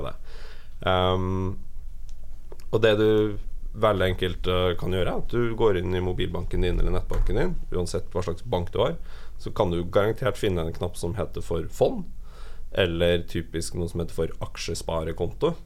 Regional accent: Trøndelag, Norway; moved away; Nå er jeg fra Trøndelag

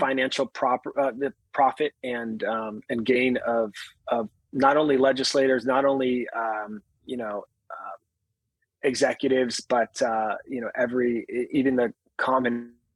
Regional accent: Upland, California, United States; I grew up in a little town called Upland, California, about an hour east of Los Angeles

